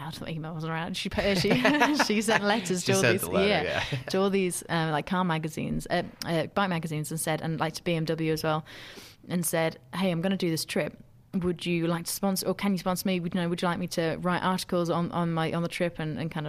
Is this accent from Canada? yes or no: no; United Kingdom; very proud to be British.